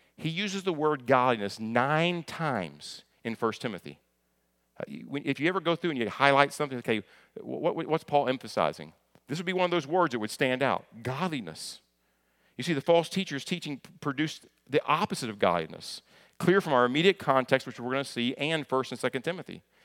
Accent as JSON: {"language": "English", "area": "near Lexington", "region": "Kentucky", "country": "United States", "tie": "born or raised there", "also_born_or_lived": "Hopkinsville, Kentucky", "said": "I'm from Kentucky"}